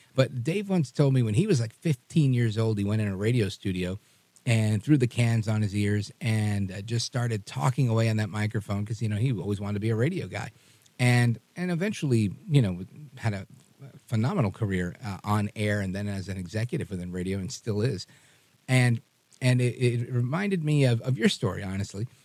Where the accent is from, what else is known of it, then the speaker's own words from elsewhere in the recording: New York City, New York, United States; I grew up in Brooklyn